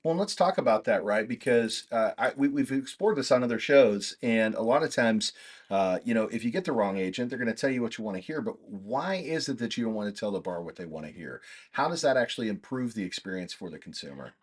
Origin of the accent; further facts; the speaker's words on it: Kansas, United States; moved away; I'm from Kansas originally